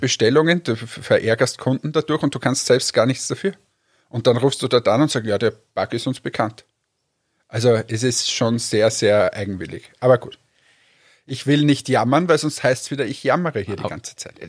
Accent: Austria; also born or lived in Finland; ich bin Österreicher

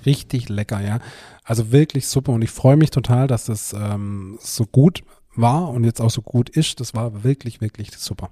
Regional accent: Germany; Bülot Zell, mein Heimatdorf

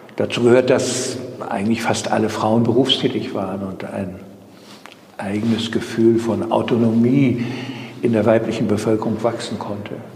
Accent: East Germany, Germany; jetzt wurden wir aber nach der Wende zu Ostdeutschen gemacht

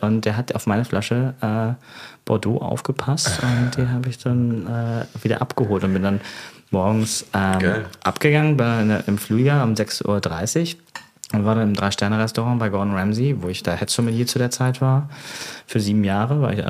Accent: Germany; accent: thick German; now in London, United Kingdom; mit meinem dicken deutschen Akzent

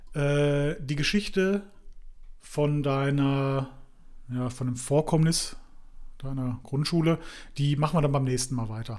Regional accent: Dorsten, North Rhine-Westphalia, Germany; bei uns in Dorsten

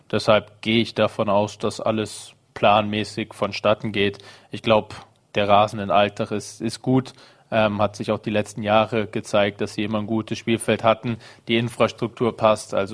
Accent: Düsseldorf, North Rhine-Westphalia, Germany; Ich komme aus Düsseldorf

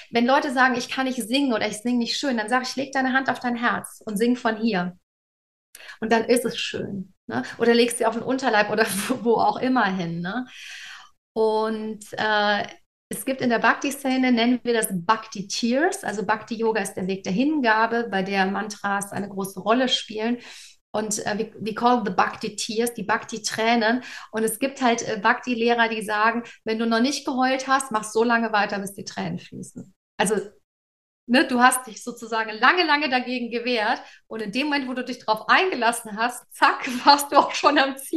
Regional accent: Cologne, North Rhine-Westphalia, Germany; ich komme aus Köln ursprünglich, das ist ein Erzbistum, also eine sehr katholische Tradition.

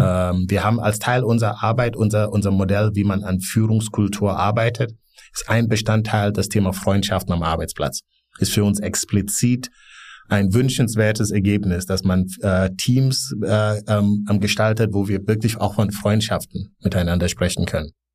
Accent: Gambia; also born or lived in Bonn, Germany; now in Berlin, Germany; ich bin in Gambia aufgewachsen

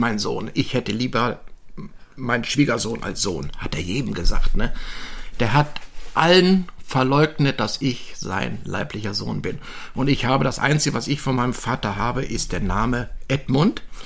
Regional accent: Düsseldorf, North Rhine-Westphalia, Germany; ich bin äh, 1957 in Düsseldorf geboren worden

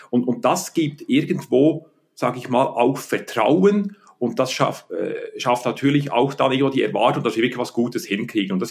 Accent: Bern, Switzerland; Äh, ich bin in Bern aufgewachsen, habe dann studiert an der Universität Betriebswirtschaft und Volkswirtschaft

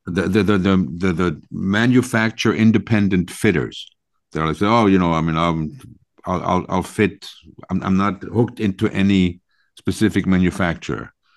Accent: Long Island, New York, United States; I grew up playing in Long Island on a links course

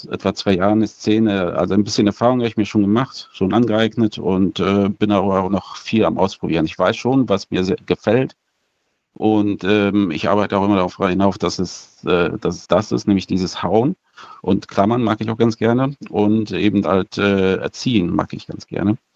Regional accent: Bielefeld, North Rhine-Westphalia, Germany; ich bin äh, 38, ich komme aus Bielefeld. Ich werde demnächst auch nach Minden ziehen

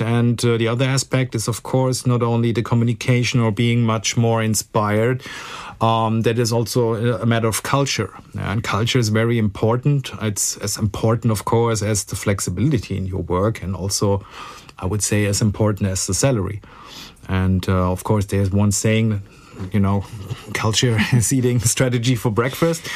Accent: Frankfurt, Hesse, Germany; I'm a real Frankfurter, born and raised in Frankfurt, and uh, well, most stayed most of the time here

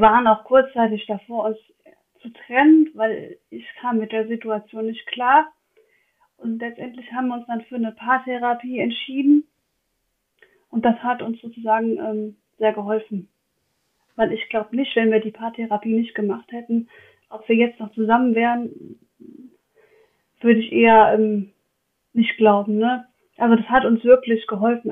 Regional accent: Westerwald, Rhineland-Palatinate, Germany; ich bin aus dem Westerwald

